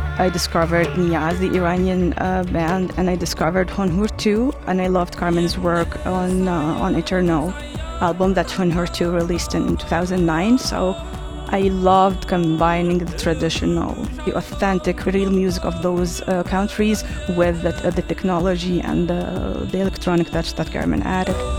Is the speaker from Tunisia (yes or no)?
yes; Tunisia; my city where I was born in Tunisia